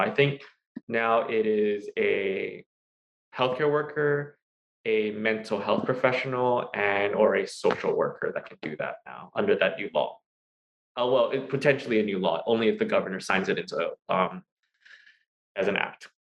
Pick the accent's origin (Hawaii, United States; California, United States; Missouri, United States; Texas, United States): Hawaii, United States; also born or lived in Pennsylvania; I was born and raised here in Hawaii